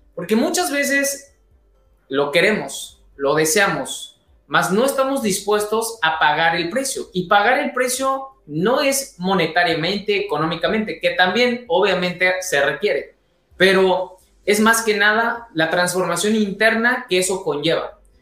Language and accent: Spanish; Mexico